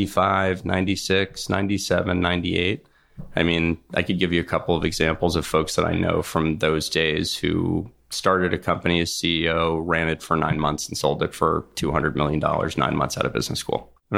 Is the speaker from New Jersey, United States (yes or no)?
yes; Short Hills, New Jersey, United States; moved away as an adult; I grew up in New Jersey in Short Hills, went to public high school there my whole life